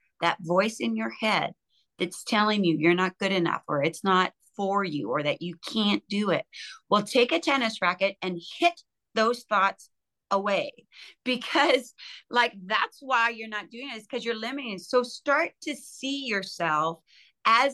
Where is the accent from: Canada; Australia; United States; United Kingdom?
Canada; I'm Canadian